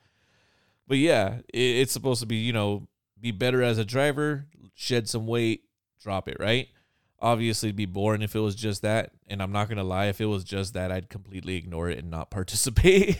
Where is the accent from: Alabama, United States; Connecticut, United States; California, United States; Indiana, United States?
California, United States; I'm Californian, so I get cold at, like, sixty